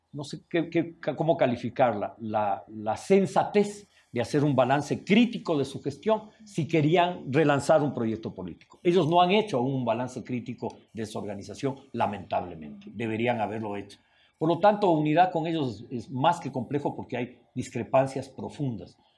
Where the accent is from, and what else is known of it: Ecuador